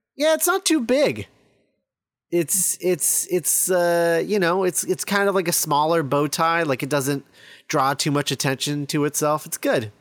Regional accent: Texas, United States; I was born in Texas, too, and I'm not quite that Texan.

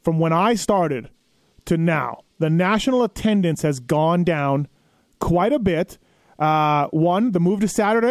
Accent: Manitoba, Canada; moved away; growing up in Manitoba

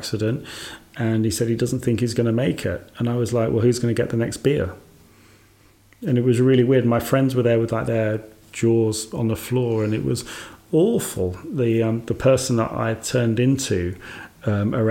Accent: Birmingham, West Midlands, United Kingdom; moved away; also born or lived in Scotland; my hometown, Birmingham.

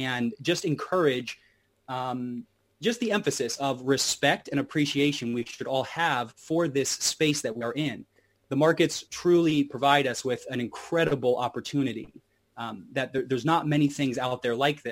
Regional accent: Hot Springs, Arkansas, United States; moved away; I was from Hot Springs, Arkansas, down south in the USA

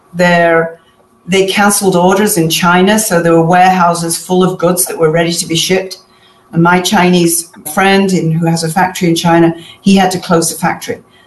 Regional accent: Manchester, North West England, United Kingdom; moved away; I'm originally from Manchester in England

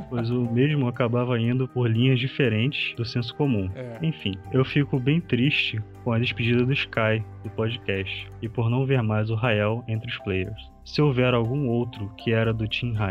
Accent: Curitiba, Paraná, Brazil; sou engenheiro eletricista, programador Java Android. Eu sou daqui de Curitiba também.

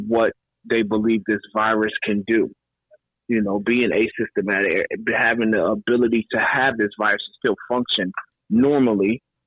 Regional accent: Northeast Ohio, United States; I'm back up in Northeast Ohio in my hometown

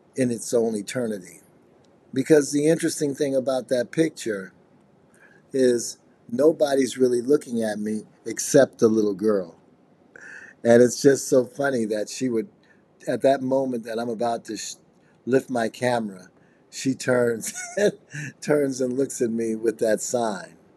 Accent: Chicago, Illinois, United States; now in Los Angeles, United States; I'm from Chicago

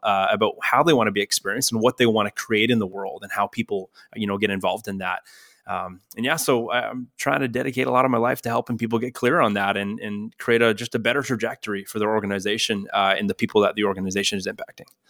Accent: Ontario, Canada; now in Northern California, United States; I am Canadian. Uh, actually, from where you're from, we're not not, yeah, not too far apart

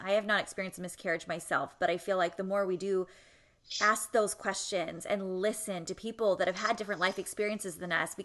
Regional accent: California, United States; moved away; also born or lived in Ann Arbor, Michigan; I grew up in California

